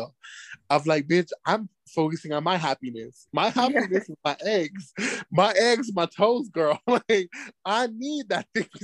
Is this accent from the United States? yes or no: yes; United States; moved away; I am the American